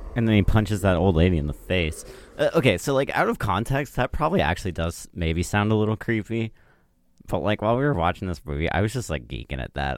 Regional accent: United States; I'm American

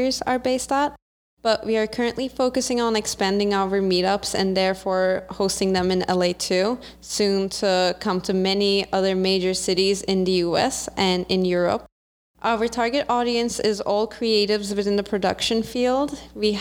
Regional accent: Turkey; I'm a Turkish entrepreneur and creative.

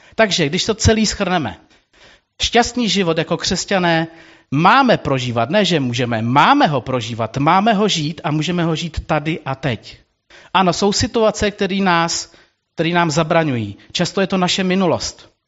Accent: Czechia; jako český národ, jako Češi

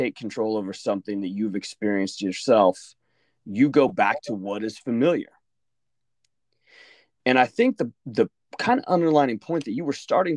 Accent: Oklahoma, United States; moved away as an adult; also born or lived in New Brunswick, New Jersey; I'm from Oklahoma.

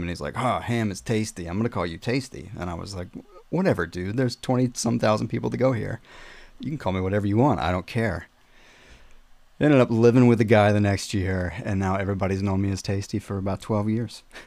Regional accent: South Carolina, United States; moved away as an adult; also born or lived in Murfreesboro, Tennessee; I'm from South Carolina, by the way. Uh, at 18 years old, I moved to uh, Murfreesboro near Nashville.

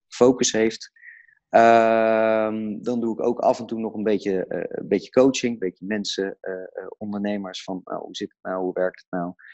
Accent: Delft, South Holland, Netherlands; ik kom zelf uit Delft.

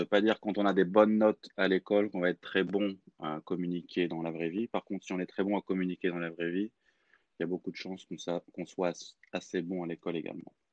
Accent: Clermont-Ferrand, Auvergne-Rhône-Alpes, France; moved away as an adult; also born or lived in Lyon; je suis français, j'ai grandi dans une ville qui s'appelle Clermont-Ferrand, dans la région Auvergne-Rhône-Alpes

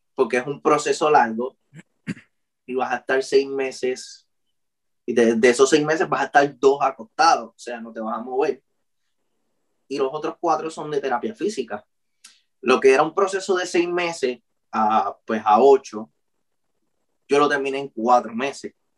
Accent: Ponce, Puerto Rico; now in Guayanilla, Puerto Rico; yo soy de Ponce, pero pues yo me mudé a Guayanilla

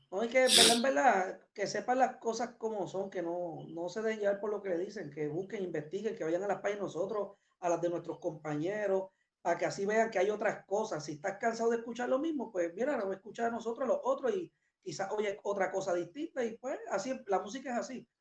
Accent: Puerto Rico; nosotros somos de Puerto Rico, de allá, de verdad, no soy de aquí.

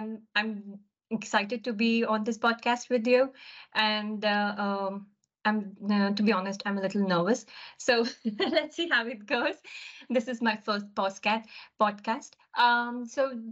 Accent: India; moved away as an adult; now in United Kingdom; So growing up, my early life has been living across different cities in India. I'm basically from India

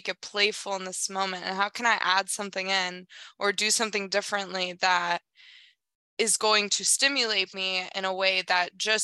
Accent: South Korea; moved away; I grew up in South Korea

